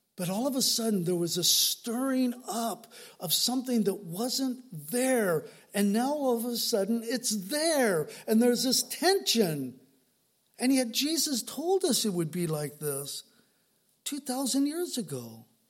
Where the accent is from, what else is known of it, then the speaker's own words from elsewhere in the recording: Southern California, United States; I didn't grow up in the South, I grew up in Southern California